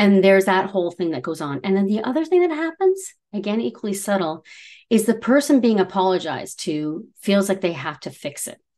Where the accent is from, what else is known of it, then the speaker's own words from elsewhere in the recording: Canada; we're Canadian